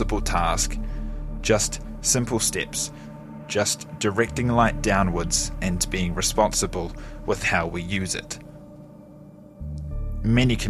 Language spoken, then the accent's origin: English; Gore, Southland, New Zealand; This is my hometown, Gore. It is small, only around 12,000 people